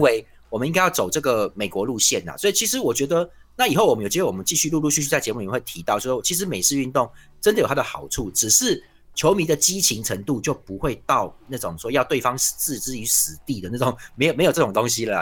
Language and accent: Chinese; Tainan, Taiwan; 像我们台南人的日常